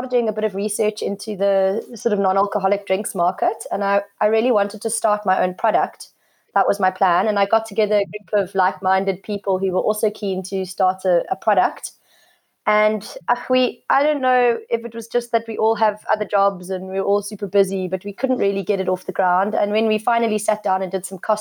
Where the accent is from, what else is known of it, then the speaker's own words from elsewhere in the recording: Cape Town, Western Cape, South Africa; now in Somerset West, South Africa; I'm born and bred in Cape Town. I've been living in Somerset West for the last 7 years